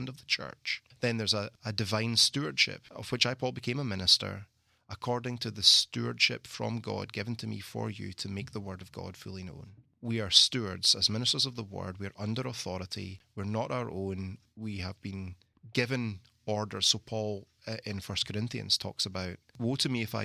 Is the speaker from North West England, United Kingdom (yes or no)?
no; Scotland, United Kingdom; moved away as an adult; also born or lived in London, England; now in Mississippi, United States; being Scottish